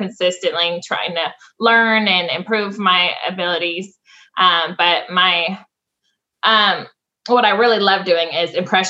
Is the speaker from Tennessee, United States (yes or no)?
yes; Franklin, Tennessee, United States; also born or lived in Flint, Michigan; I was born in Flint, Michigan. I moved to Franklin, Tennessee around 5 years old.